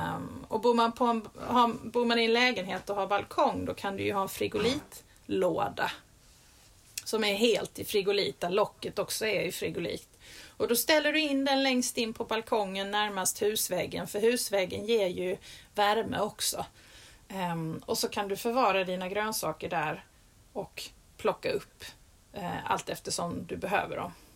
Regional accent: Skåne, Sweden; i min skånska mage

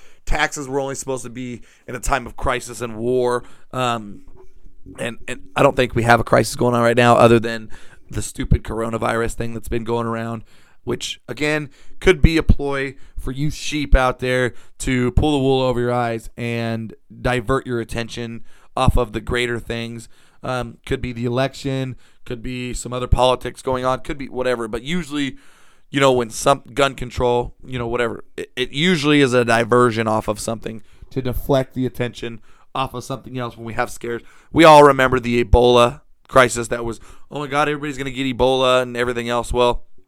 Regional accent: United States; as an American

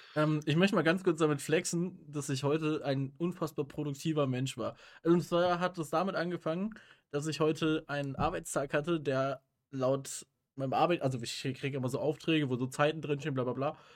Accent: Rhineland, Germany; bei uns im Rheinland

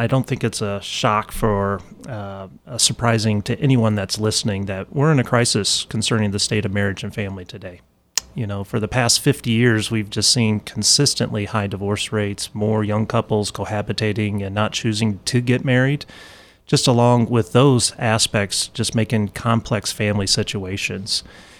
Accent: Illinois, United States; also born or lived in Dallas; now in Indianapolis, United States; Yeah, I'm not originally from the Indianapolis area. I'm East Central Illinois. Okay. Is where my parents are and where I was born and raised.

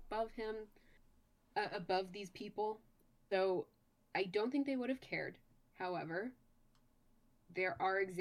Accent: United States; technically I was born in America

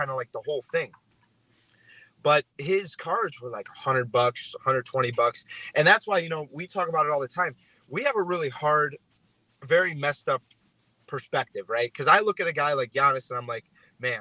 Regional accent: Cleveland, Ohio, United States; moved away; also born or lived in California; I'm originally from Cleveland

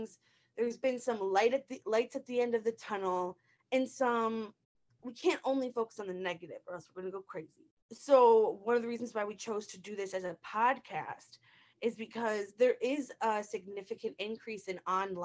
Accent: Northfield, Minnesota, United States; I'm from Northfield, Minnesota.

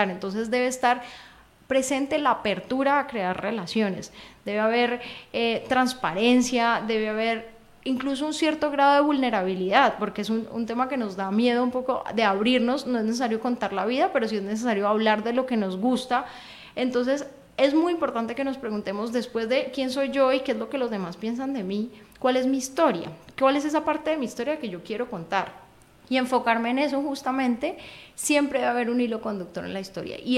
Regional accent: Cali, Valle del Cauca, Colombia; No, soy caleña.

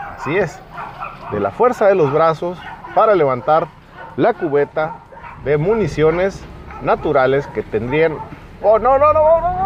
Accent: Mexico; yo como mexicano

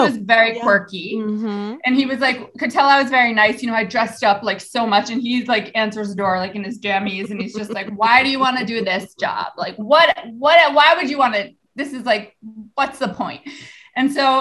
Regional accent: New York City, New York, United States; In Riverdale, New York, which is in the Bronx

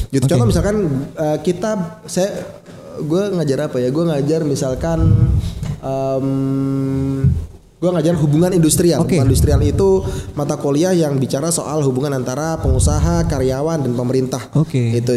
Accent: Kalimantan, Indonesia; gue ketika SMA, gue dari Kalimantan.

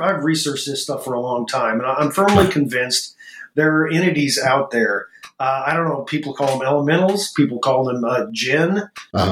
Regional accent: Orrick, Missouri, United States; my hometown of Orrick

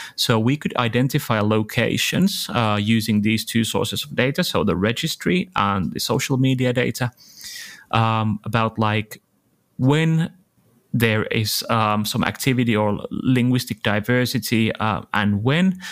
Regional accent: Helsinki, Uusimaa, Finland; I'm from Helsinki

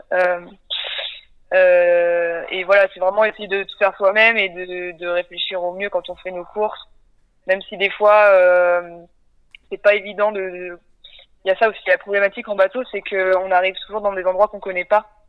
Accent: Nantes, Pays de la Loire, France; j'ai 28 ans, du coup je suis originaire de Nantes

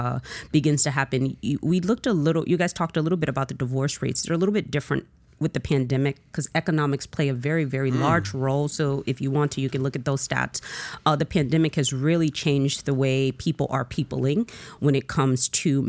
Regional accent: Miami, Florida, United States; I am from Miami. I'm a Southerner

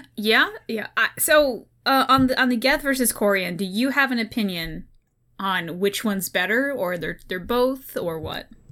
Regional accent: Oklahoma, United States; now in Ohio, United States; I'm from Oklahoma

